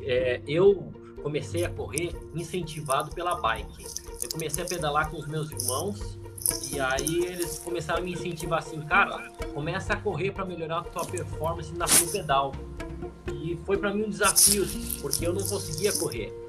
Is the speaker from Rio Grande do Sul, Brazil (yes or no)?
yes; Bagé, Rio Grande do Sul, Brazil; moved away; Eu nasci lá em Bagé, uma cidade bem fria, lá do Rio Grande do Sul